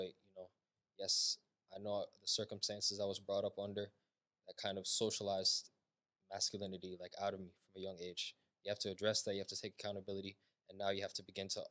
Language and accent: English; United States; I was born here. I was here my whole entire life. So my parents are obviously Ethiopian. They're from Ethiopia, but for all intents and purposes, I'm American